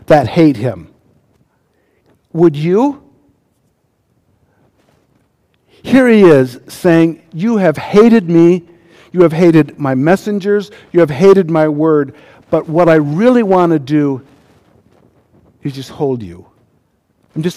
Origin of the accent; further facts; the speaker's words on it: United States; As an American